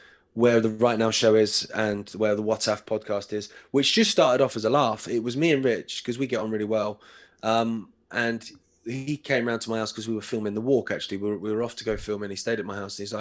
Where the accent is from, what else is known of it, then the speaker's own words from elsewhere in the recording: England, United Kingdom; I'm English